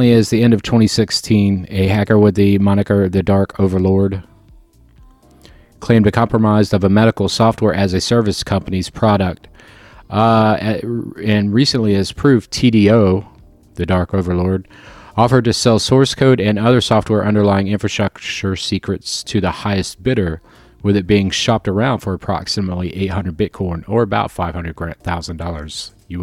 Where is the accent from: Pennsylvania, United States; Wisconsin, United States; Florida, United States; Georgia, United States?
Florida, United States; I'm from Florida